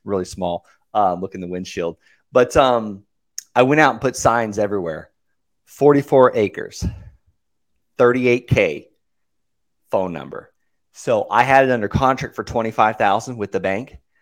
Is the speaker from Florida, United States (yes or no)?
yes; Okeechobee, Florida, United States; I, I grew up in Okeechobee, Florida. Very small cattle town